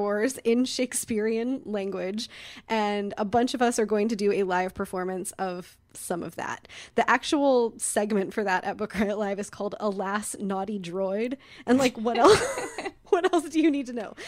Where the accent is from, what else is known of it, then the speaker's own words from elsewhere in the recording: Midwest, United States; moved away; I grew up in the Midwest